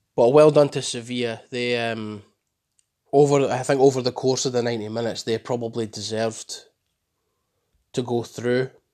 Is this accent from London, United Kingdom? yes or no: no; Scotland, United Kingdom; I'm proud to be Scottish.